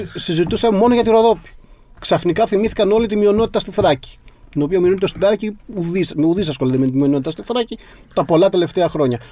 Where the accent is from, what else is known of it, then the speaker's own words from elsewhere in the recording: my village in western Messinia, Peloponnese, Greece; στο χωριό μου στη δυτική Μεσσηνία